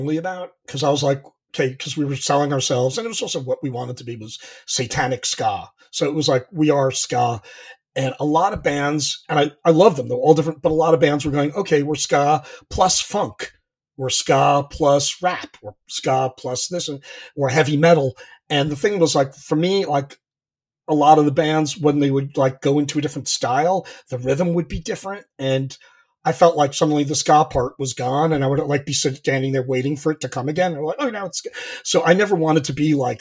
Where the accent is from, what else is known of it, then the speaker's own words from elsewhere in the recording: Long Island, New York, United States; moved away as an adult; I'm originally from Long Island